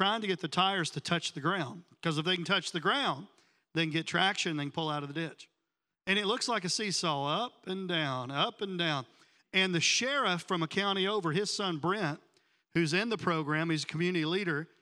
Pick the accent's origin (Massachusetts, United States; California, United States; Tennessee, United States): Tennessee, United States; now in Miami, United States; I was back home. I'm from Tennessee